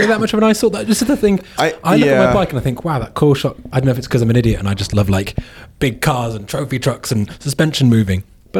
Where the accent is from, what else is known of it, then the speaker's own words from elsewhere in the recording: United Kingdom; I'm British.